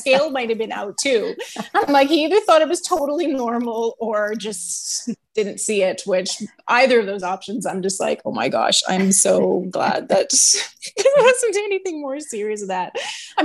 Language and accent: English; Edmonton, Alberta, Canada; moved away as an adult; also born or lived in Kamloops, British Columbia; I am born and raised in Edmonton